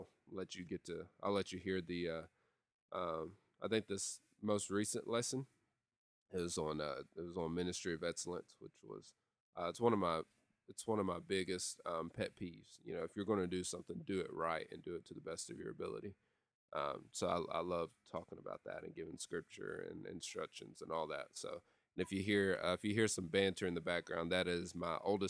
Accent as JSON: {"language": "English", "town": "Lexington", "region": "Tennessee", "country": "United States", "tie": "born or raised there", "moved": "yes", "said": "when I pull into my hometown, there is two songs that I play every time, kind of like as a theme song as I'm driving into Lexington, Tennessee."}